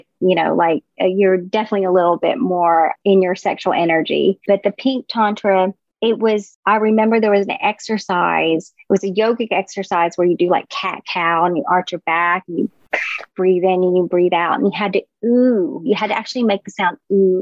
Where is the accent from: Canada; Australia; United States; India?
United States; the South; I grew up in the South